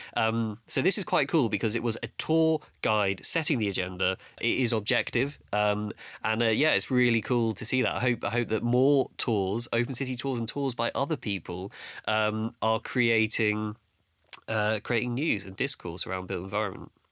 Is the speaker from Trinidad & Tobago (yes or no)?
no; London, United Kingdom; I grew up in Battersea